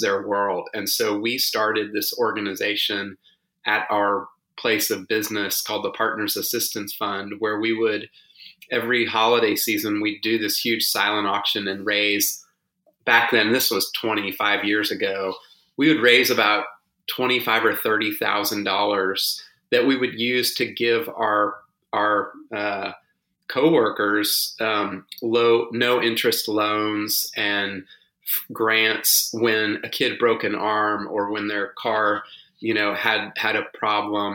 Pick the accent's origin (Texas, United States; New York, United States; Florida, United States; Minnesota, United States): Texas, United States; Houston; now in Austin, United States; I grew up in Houston on the banks of the Buffalo Bayou